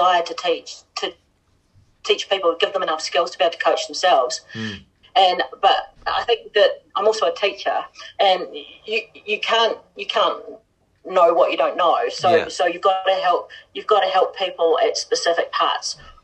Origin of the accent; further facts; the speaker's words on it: Palmerston North, Manawatū-Whanganui, New Zealand; it was in my hometown too, in Palmerston North